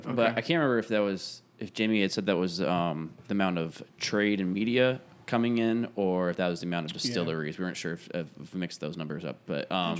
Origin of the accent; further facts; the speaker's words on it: Des Moines, Iowa, United States; moved away; I'm from Des Moines